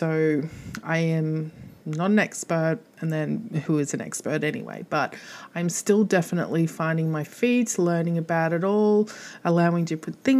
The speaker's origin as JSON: {"language": "English", "country": "Australia", "said": "I'm Australian."}